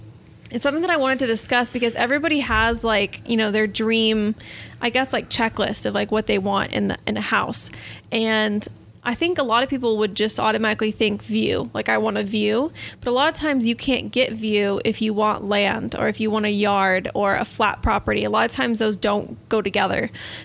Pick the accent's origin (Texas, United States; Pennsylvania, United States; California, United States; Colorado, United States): California, United States; San Diego; And my whole life growing up in San Diego, obviously, like I knew I was blessed. Like San Diego is probably one of the best places in the world.